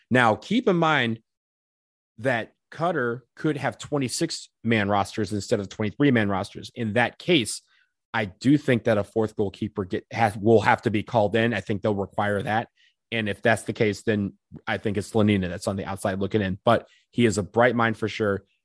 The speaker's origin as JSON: {"language": "English", "region": "Michigan", "country": "United States", "moved": "yes", "lives_now": "Washington, D.C., United States", "said": "I'm from Michigan originally"}